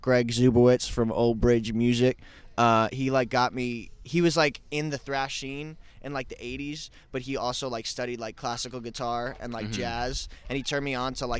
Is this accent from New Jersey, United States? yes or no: yes; New Jersey, United States; I'm from New Jersey originally.